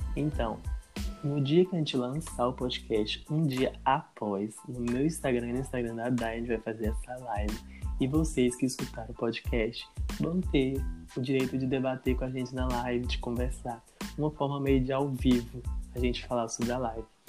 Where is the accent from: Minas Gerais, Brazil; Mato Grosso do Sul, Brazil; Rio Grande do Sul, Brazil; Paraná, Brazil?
Minas Gerais, Brazil; Governador Valadares; sou natural de Governador Valadares